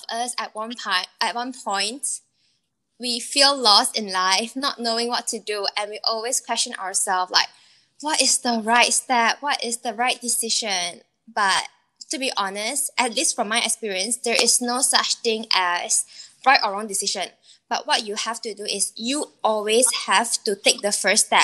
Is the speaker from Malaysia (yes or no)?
yes; Penang, Malaysia; moved away; I'm actually from Penang